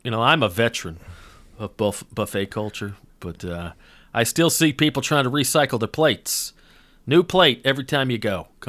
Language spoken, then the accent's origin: English; Georgia, United States; I had no idea about Jewish culture growing up in North Georgia.